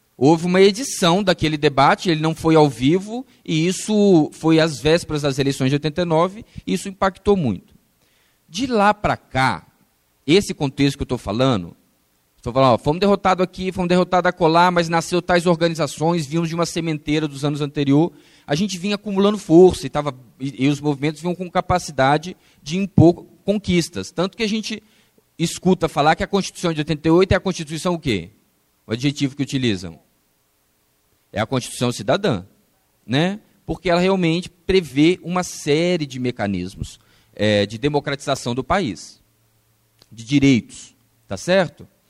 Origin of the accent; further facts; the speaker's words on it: Brazil; nós, enquanto brasileiros